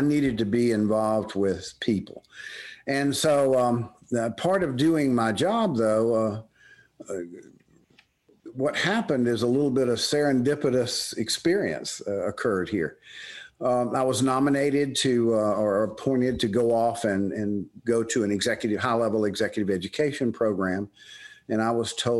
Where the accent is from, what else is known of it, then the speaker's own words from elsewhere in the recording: the South, United States; accent: Southern; now in State College, United States; I'm moving my family, my life, my family, and my Southern accent to State College, Pennsylvania